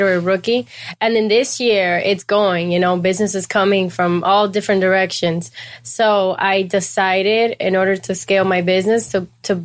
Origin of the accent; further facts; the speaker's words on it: Houston, Texas, United States; moved away as an adult; also born or lived in Cuba; now in Miami, United States; born in Cuba. I grew up in Houston, Texas, and I have been in Miami for 11 years now